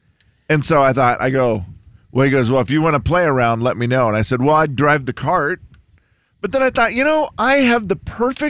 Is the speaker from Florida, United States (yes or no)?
no; Harrington, Washington, United States; Harrington, Washington. My hometown.